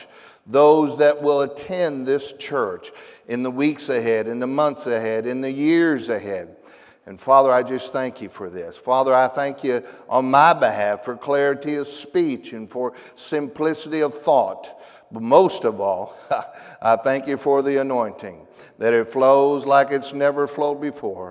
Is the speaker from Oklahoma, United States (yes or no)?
yes; Tulsa, Oklahoma, United States; I am from Tulsa, Oklahoma